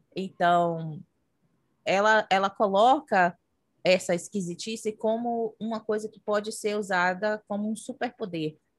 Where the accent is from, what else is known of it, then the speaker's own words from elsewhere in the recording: Brazil; moved away as an adult; now in United States; enquanto eu morava no Brasil